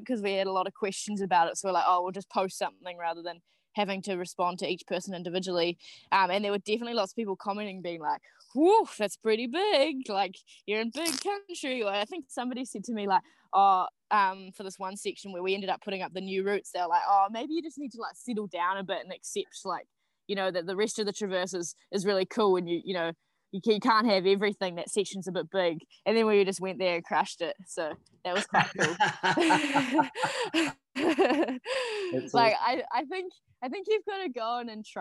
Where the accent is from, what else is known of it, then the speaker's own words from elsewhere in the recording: Auckland, New Zealand; moved away as an adult; also born or lived in South Island; I grew up in Auckland